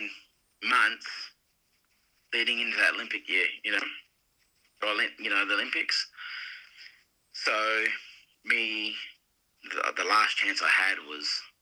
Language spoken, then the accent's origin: English; Australia; moved away as an adult; as another Australian